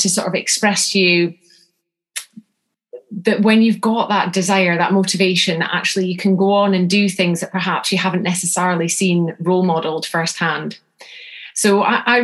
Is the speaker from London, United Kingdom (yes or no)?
no; North Scotland, United Kingdom; I'm from North Scotland